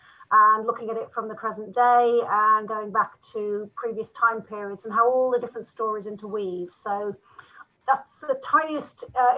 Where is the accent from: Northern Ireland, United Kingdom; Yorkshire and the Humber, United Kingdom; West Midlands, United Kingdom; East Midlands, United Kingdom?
East Midlands, United Kingdom; Sleaford; my hometown of Sleaford in Lincolnshire